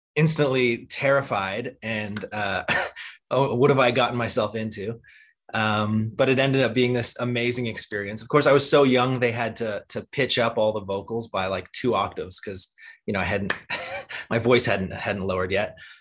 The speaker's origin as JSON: {"language": "English", "country": "Cayman Islands", "tie": "born or raised there", "said": "I grew up in the Cayman Islands"}